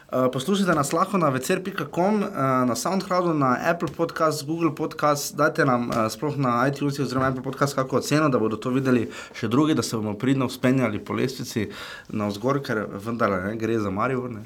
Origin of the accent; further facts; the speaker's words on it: Slovenia; nekaj včasih smo mi iz Slovenije gledali.